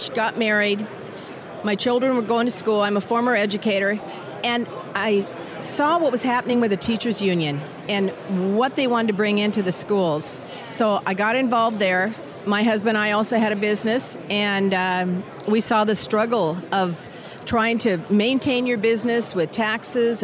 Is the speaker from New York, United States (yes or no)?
no; Washington, United States; moved away as an adult; now in Alexandria, United States; I'm from Washington State and then moved to Alexandria, Virginia during my term to serve.